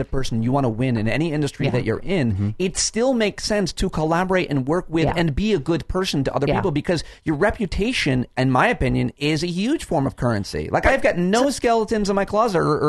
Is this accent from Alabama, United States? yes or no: no; Syracuse, New York, United States; I grew up in upstate New York